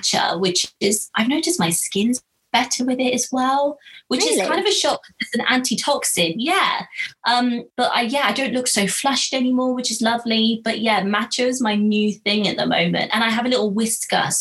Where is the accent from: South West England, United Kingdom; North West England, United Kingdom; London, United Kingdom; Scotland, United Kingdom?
South West England, United Kingdom; Marlborough; I grew up in Marlborough